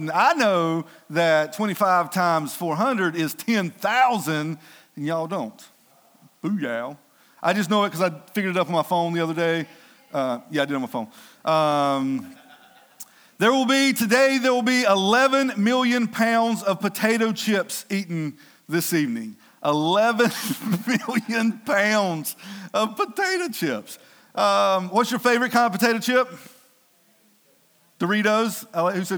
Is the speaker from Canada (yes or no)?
no; Denton, United States; I'm from Denton